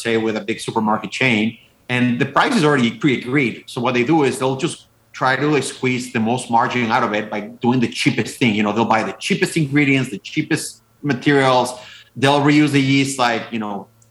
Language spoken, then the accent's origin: English; Mexico; now in Wisconsin, United States; I'm originally from Mexico. I have no idea how I ended up in Wisconsin, but I love it here. Like, you know, we moved here about 8 years ago